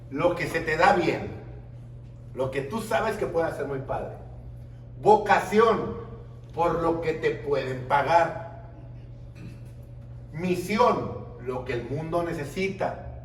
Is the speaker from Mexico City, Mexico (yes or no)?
no; Tijuana, Baja California, Mexico; mi primera conferencia fue aquí en Sinaloa. Vine desde Tijuana, me pagaron, primera vez que me pagaban avión, restaurantes, hotel.